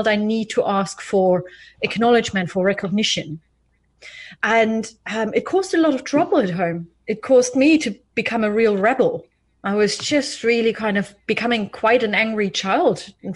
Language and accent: English; East Germany, Germany; I was born in East Germany, actually, in the 80s, in the early 80s